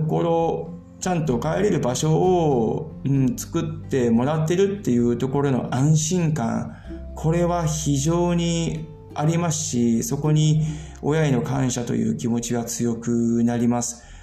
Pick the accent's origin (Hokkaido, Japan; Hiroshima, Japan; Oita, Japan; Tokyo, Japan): Hiroshima, Japan; moved away as an adult; now in Germany; 僕、広島出身なんですけども、今回実家へ帰るんですけどもね